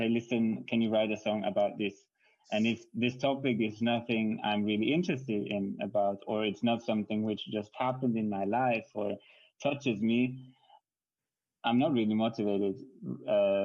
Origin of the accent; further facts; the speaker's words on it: Switzerland; English is a second language; My mom is Hungarian, but I grew up in Switzerland